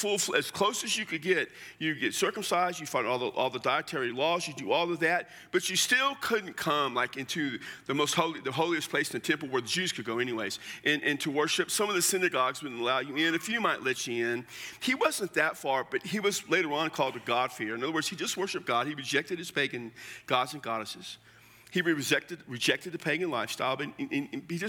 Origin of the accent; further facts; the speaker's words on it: Texas, United States; I'm from Texas